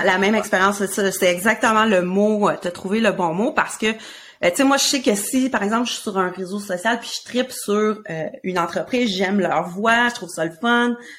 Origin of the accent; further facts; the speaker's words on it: Quebec, Canada; on vient du Québec